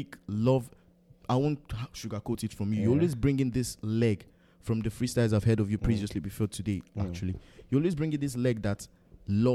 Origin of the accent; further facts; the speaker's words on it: Benue, Nigeria; I'm from Benue.